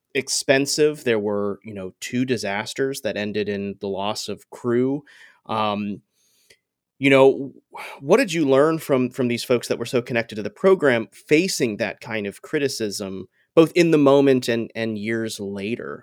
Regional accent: Coral Springs, Florida, United States; I grew up in Coral Springs, so Broward County, around that same time

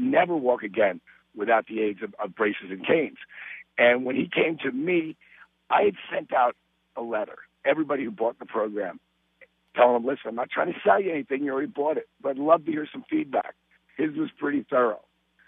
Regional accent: Jersey Shore, New Jersey, United States; I was raised and on the Jersey Shore

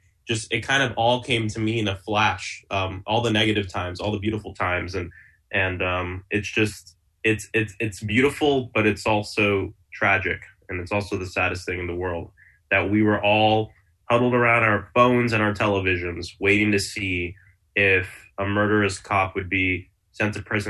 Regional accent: Florida, United States; I was born and raised in Florida. I moved out for a few years to work on campaigns and work on different organizations. And I came back a few years ago.

